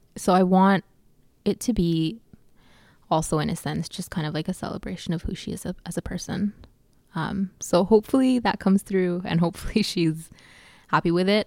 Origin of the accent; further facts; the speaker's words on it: Calgary, Alberta, Canada; I grew up in Calgary, and we are we're surrounded by the Rockies